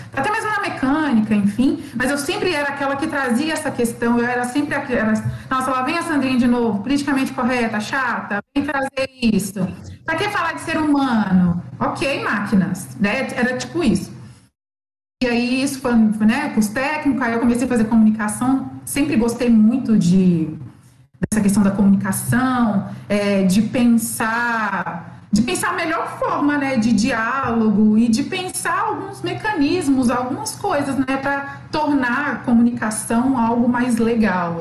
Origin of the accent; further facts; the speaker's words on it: Belo Horizonte, Minas Gerais, Brazil; eu sou de BH